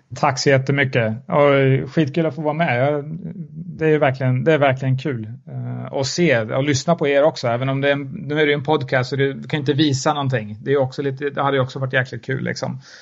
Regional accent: Mjölby, Östergötland, Sweden; Jag är från Mjölby, uppvuxen i Mjölby

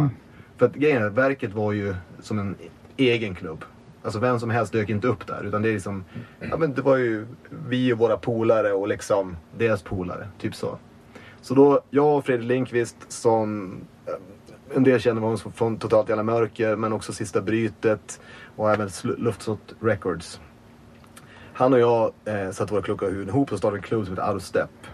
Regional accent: Umeå, Västerbotten County, Sweden; moved away; also born or lived in Malmö; jag är från Umeå från början, men jag flyttade tillbaka till Umeå typ 2014. Och då hade jag bott i Malmö ett tag

